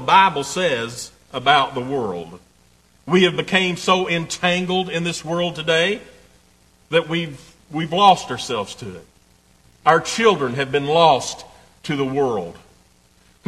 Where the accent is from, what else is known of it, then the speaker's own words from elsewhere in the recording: East Tennessee, United States; I'm proud to be from East Tennessee